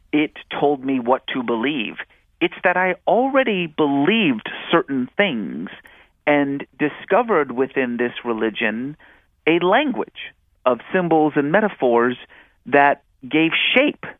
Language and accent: English; California, United States; also born or lived in Iran; I was born in Iran and lived there until 1979 when the Iranian Revolution forced us from our home and we settled in the United States. And growing up in California in the 1980s